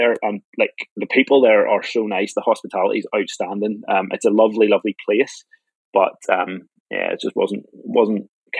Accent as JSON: {"language": "English", "country": "Ireland", "tie": "born or raised there", "said": "I grew up in Ireland"}